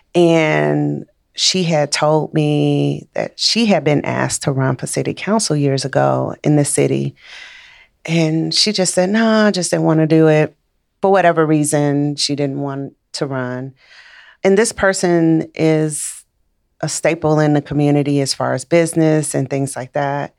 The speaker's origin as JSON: {"language": "English", "town": "Chicago", "region": "Illinois", "country": "United States", "tie": "born or raised there", "also_born_or_lived": "Missouri", "moved": "as an adult", "said": "I'm from Chicago. Raised in Chicago, went to school in Missouri"}